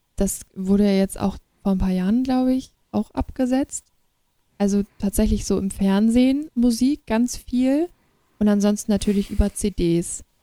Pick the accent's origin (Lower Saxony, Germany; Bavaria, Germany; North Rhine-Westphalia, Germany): Lower Saxony, Germany; Schneverdingen; Und da bin ich auch so Krass. eingeboren oder mit aufgewachsen.